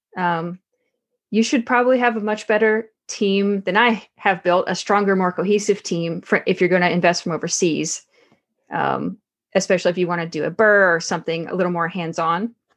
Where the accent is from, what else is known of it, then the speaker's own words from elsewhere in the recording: Texarkana, Arkansas, United States; moved away as an adult; also born or lived in Nebraska; I came from Texarkana, Arkansas originally